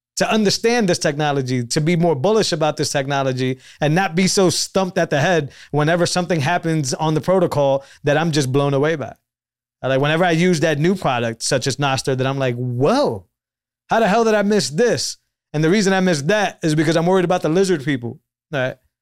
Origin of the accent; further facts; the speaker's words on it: Northeast, United States; I grew up in the Northeast